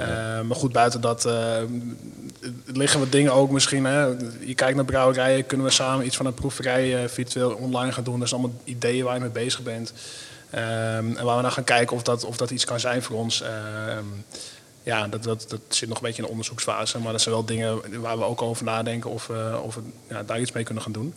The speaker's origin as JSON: {"language": "Dutch", "town": "Mijdrecht", "region": "Utrecht", "country": "Netherlands", "said": "het Meidrecht, waar ik vandaan kom"}